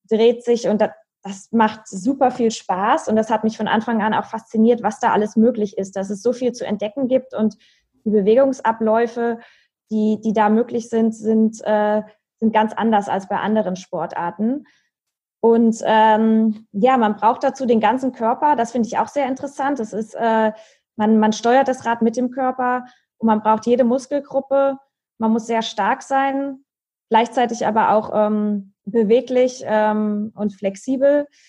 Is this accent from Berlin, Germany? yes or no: no; Marburg, Hesse, Germany; ich bin in meiner Heimatstadt in Marburg.